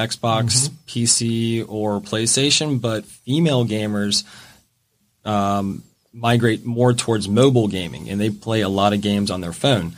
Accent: the South, United States; I am a Southerner at heart

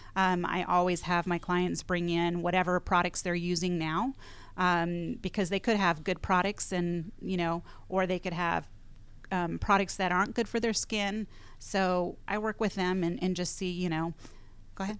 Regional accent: California, United States; moved away; I'm from California originally, grew up in the high desert, one hundred fifteen degree weather

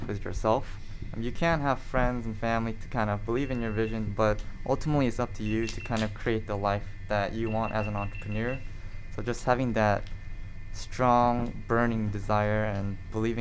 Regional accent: Gwinnett County, Georgia, United States; I grew up and I was raised in Gwinnett County my whole life

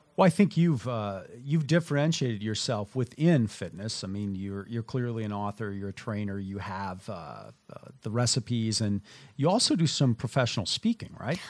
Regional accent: Minnesota, United States; moved away; I grew up in Minnesota

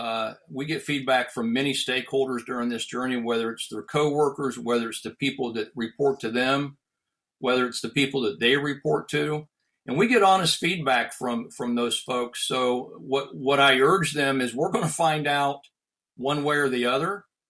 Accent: Ohio, United States; a physician-owned surgical hospital here in my hometown in Ohio

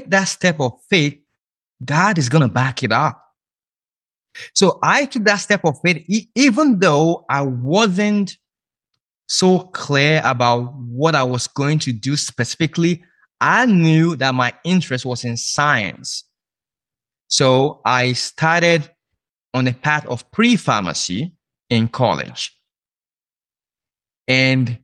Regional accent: Nigeria; moved away as an adult; now in United States; I'm originally from Nigeria

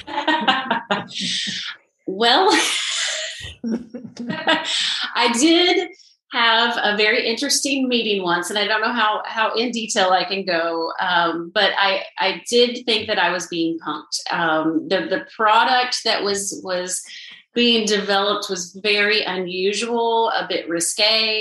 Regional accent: Southern Illinois, United States; now in Nashville, United States; I'm from Southern Illinois

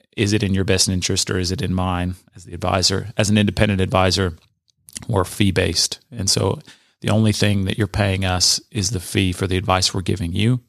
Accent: Southern California, United States; moved away; born and raised in Southern California.

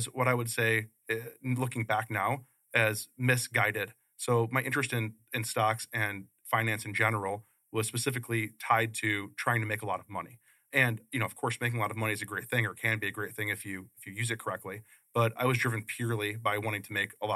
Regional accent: Chicago, Illinois, United States; moved away as an adult; now in Phoenix, United States; Grew up in Chicago, Northwest Side

